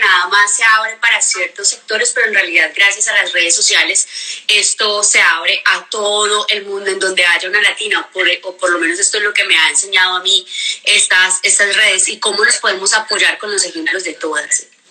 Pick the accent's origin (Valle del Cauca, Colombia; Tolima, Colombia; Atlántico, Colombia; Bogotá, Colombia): Valle del Cauca, Colombia; Cali; moved away as an adult; yo soy súper caleña, soy colombiana, caleña